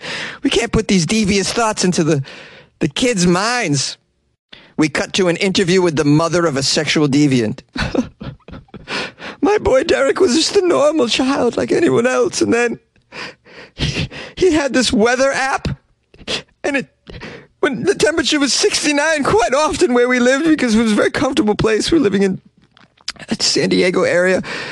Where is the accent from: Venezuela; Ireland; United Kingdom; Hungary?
United Kingdom; England; It's required because I'm English.